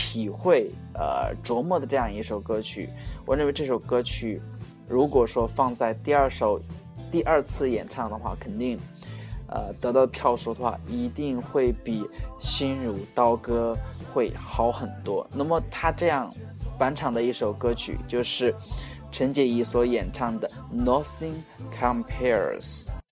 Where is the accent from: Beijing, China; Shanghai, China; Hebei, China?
Hebei, China; moved away as an adult; now in Suzhou, China; 我老家河北